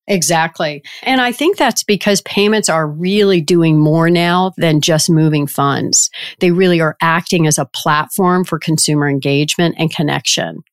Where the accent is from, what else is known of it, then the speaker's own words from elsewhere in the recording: Richmond, Virginia, United States; moved away as an adult; I grew up in Richmond, Virginia